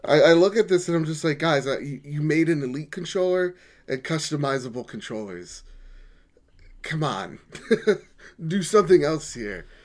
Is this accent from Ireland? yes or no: no; United States; I'm an American